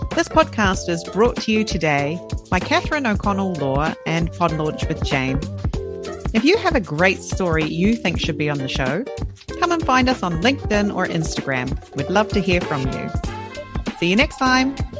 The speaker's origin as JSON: {"language": "English", "region": "Southland", "country": "New Zealand", "accent": "Southland R", "moved": "as an adult", "lives_now": "Japan", "said": "Southland girl"}